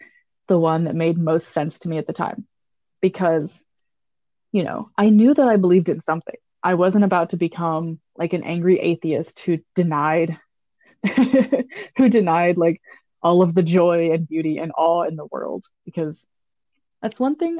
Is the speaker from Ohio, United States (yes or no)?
no; East Tennessee, United States; now in Wisconsin, United States; I grew up in East Tennessee